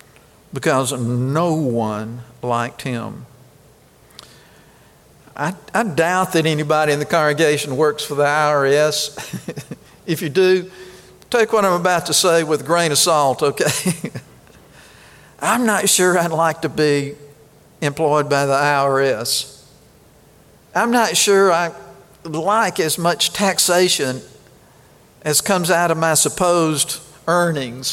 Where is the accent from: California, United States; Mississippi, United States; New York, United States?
Mississippi, United States; Kosciusko; I was born in Kosciuszko